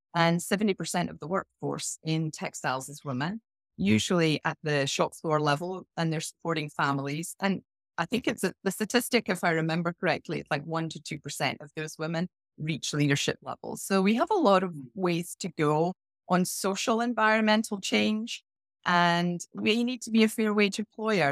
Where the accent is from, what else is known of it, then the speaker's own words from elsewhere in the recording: Scotland, United Kingdom; moved away; I started off my career in a small village in Scotland